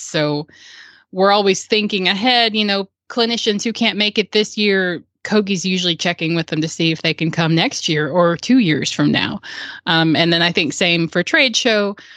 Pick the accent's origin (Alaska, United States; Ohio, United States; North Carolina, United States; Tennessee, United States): Tennessee, United States; Murfreesboro; my hometown of Murfreesboro